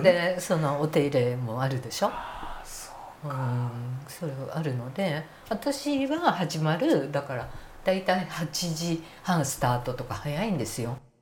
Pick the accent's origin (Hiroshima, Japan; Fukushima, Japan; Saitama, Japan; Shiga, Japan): Saitama, Japan; 私埼玉の生まれなんですが、はい、埼玉の生まれ住んだ隣の町が米軍キャンプがあったんです朝霞基地